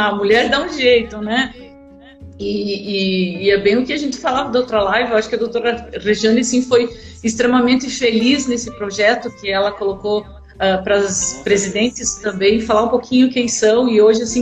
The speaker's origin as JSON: {"language": "Portuguese", "town": "Luzerna", "region": "Santa Catarina", "country": "Brazil", "also_born_or_lived": "Joaçaba"}